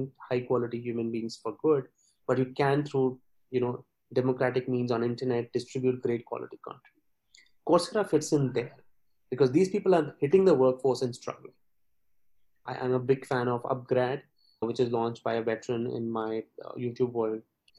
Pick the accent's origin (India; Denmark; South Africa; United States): India; we being a British colony